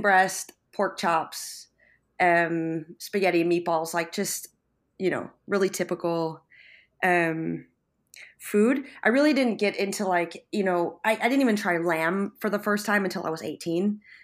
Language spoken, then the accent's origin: English; Buffalo, New York, United States; moved away as an adult; now in San Sebastian, Spain; from Buffalo, New York, and I'm currently working and living in San Sebastian, Spain